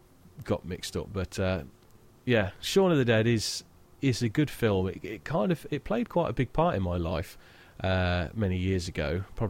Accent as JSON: {"language": "English", "country": "United Kingdom"}